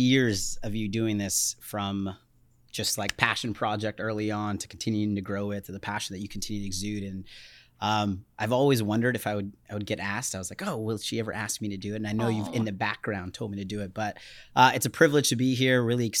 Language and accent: English; Dallas, Texas, United States; born there; also born or lived in Florida; So yeah, so I was born in Dallas, Texas. As I mentioned, we bounced around a lot, ended up in Florida.